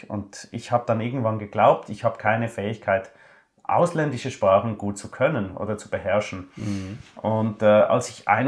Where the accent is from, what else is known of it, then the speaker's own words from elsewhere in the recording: Switzerland; Das als Schweizer, das war dann sehr interessant.